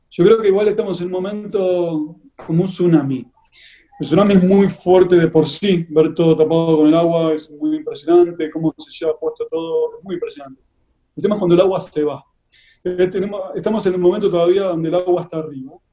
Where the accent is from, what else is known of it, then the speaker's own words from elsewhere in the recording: Argentina; moved away as an adult; also born or lived in Santiago, Chile; now in Madrid, Spain; si anteriormente estuve radicado también en Chile durante dos años y obviamente nací y trabajé en Argentina muchos años y después ya la última etapa mm, en Madrid.